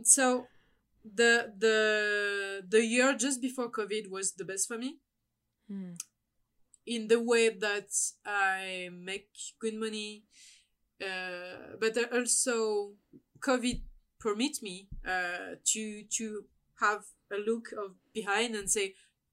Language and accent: English; France; as a French